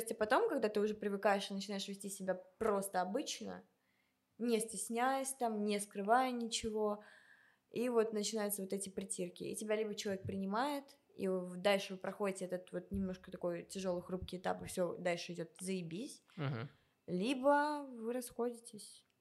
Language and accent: Russian; Transnistria, Moldova; also born or lived in Saint Petersburg; now in Moscow, Russia; Вот я переехала из Приднестровья в Питер, с Питера в Москву, вот я еще в разводе